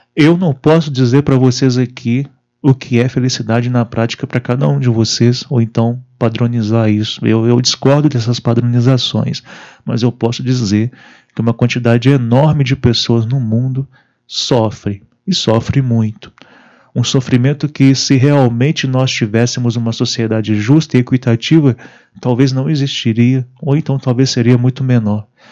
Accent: Brazil; nossa juventude no Brasil

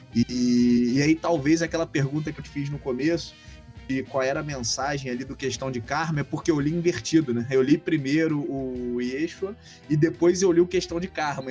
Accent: Rio de Janeiro, Brazil; Eu sou carioca

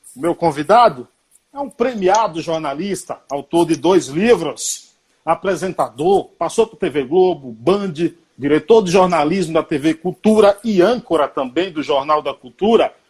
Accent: Bahia, Brazil; moved away; quando eu vou para Bahia, que eu sou baiano

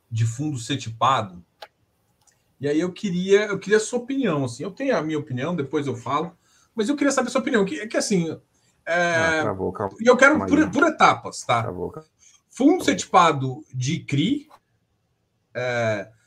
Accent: Goiás, Brazil; goiano gosta de pegar na mão quando fazer negócio então, assim, eu, eu sou goiano.

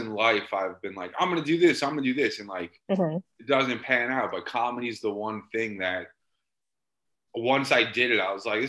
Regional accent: Massachusetts, United States; moved away as an adult; also born or lived in Virginia Beach / Colorado / Los Angeles; I grew up in Massachusetts. I did 27 years there

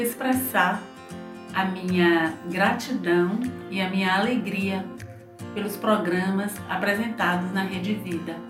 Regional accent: Irará, Bahia, Brazil; eu sou de Irará, Bahia

